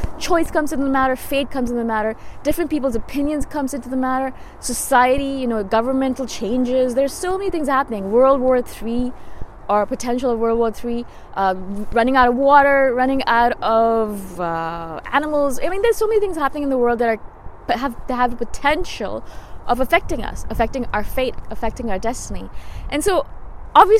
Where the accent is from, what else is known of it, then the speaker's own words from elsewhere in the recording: India; I'm Indian